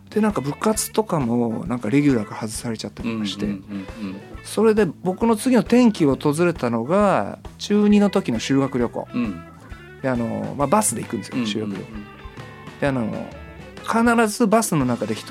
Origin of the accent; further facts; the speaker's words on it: Shimane, Japan; 僕はね島根県っていう、まあ、いわゆる日本のチベットで生まれ